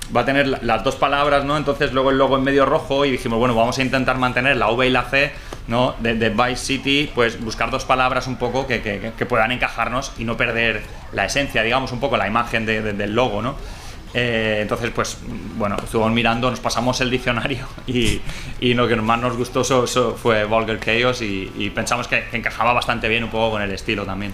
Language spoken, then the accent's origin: Spanish; Mallorca, Balearic Islands, Spain; nosotros somos tres tíos de Mallorca